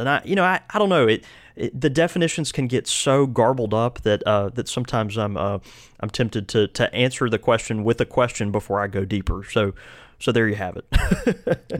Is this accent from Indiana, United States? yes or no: no; Mississippi, United States; our fellow Mississippian